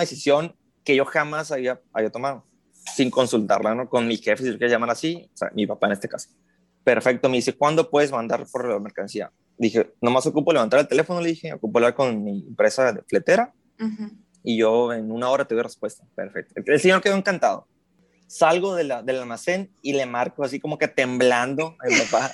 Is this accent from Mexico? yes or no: yes; Mexicali, Baja California, Mexico; radico en Mexicali, Baja California, al de aquí mismo soy